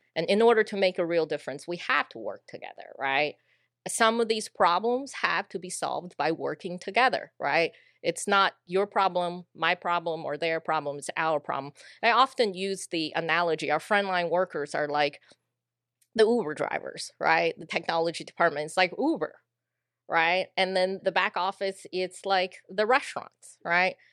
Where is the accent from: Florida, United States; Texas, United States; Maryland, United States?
Texas, United States; Sugar Land; accent: a little bit of Texas accent; I moved here when I was 10 into a little town called Sugarland, Texas and uh, I never left